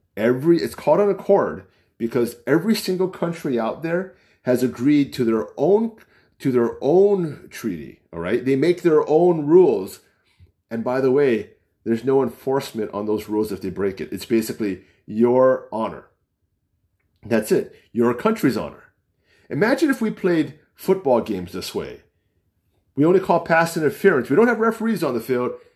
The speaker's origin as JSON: {"language": "English", "country": "United States", "accent": "American", "said": "I don't sound like an Asian. I don't sound, I'm Chinese. I don't sound like a Chinese. I'm American"}